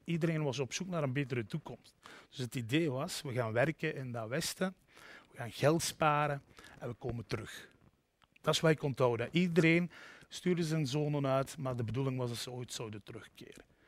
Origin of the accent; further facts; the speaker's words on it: the Cités, Limburg, Flanders, Belgium; moved away as an adult; also born or lived in Brussels; Ik kom uit de Cité's hè, in Limburg, de koolmijnstreek